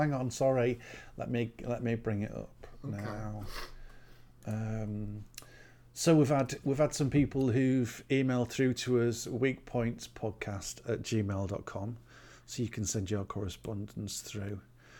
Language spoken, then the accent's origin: English; Sunderland, North East England, United Kingdom; Because I'm originally from Sunderland.